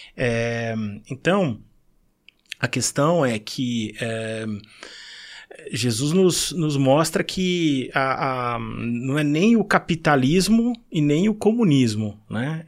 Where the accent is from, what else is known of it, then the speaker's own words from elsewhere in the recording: São Paulo, Brazil; moved away as an adult; Eu, eu nasci em São Paulo, uh, num lar cristão, no bairro da Moca